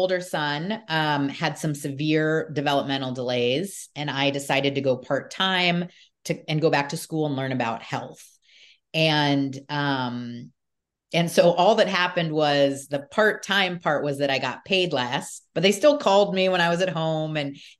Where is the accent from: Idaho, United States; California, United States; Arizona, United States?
California, United States; Newport Beach; So I grew up in Newport Beach, California, and I listened to, I guess it would be considered alternative, music. I grew up in the 80s and the 90s.